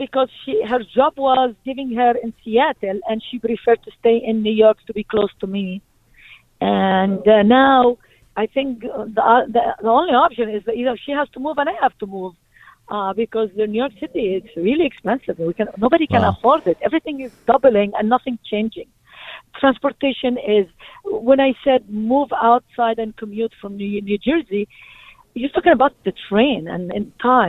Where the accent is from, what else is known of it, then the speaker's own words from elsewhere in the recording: Palestine; now in Brooklyn, United States; I moved from Palestine to Brooklyn, to Midwood, 1990.